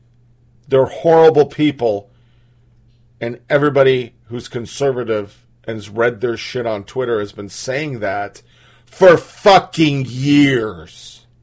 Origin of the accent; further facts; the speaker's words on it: South Carolina, United States; I was raised in the South and the language that was used in a language that I'm very used to hearing in rural South Carolina